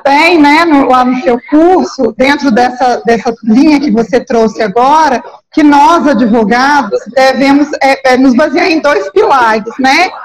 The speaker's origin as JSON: {"language": "Portuguese", "region": "Minas Gerais", "country": "Brazil", "accent": "mineiro"}